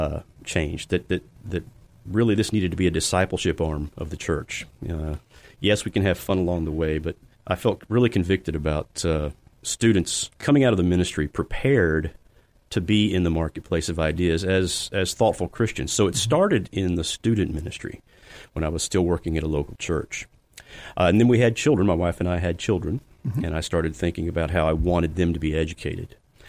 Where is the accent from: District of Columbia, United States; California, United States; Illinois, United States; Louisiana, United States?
District of Columbia, United States; Washington; born there; also born or lived in Hawaii, United States; So I grew up a lot of different places. I was born in Washington, D.C., mm-hmm. Ended up graduating from high school in Hawaii.